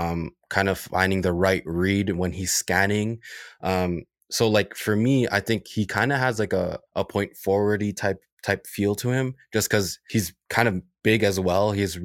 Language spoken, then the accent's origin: English; Toronto, Ontario, Canada; He's a Scarborough guy and I grew up in Scarborough.